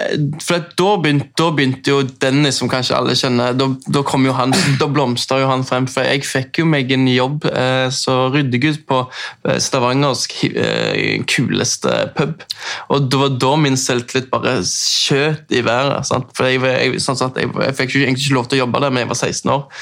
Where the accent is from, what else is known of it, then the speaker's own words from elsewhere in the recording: Oslo, Norway; accent: østlands; moved away; jeg har jo snakket østlands, for jeg er oppvokst på, i Oslo.